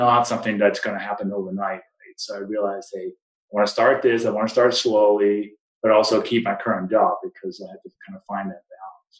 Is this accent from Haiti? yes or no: no; Denmark; English is a second language; also born or lived in East Coast, United States / New Mexico, United States; now in Colorado, United States; as people may recognize from my name and my accent, I wasn't born in the U.S. I came from Denmark, been here since 1996